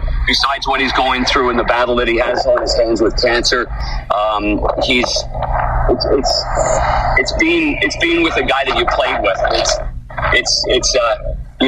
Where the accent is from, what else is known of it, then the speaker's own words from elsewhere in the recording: Ottawa, Ontario, Canada; growing up in Ottawa